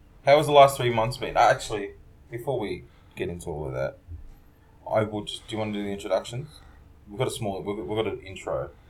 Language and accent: English; Fiji; now in Melbourne, Australia; which I come to you from today in Melbourne, Australia, or otherwise known as Naam. And I also want to acknowledge all the Indigenous peoples of Fiji too, where I come from, in Laubunumbalawu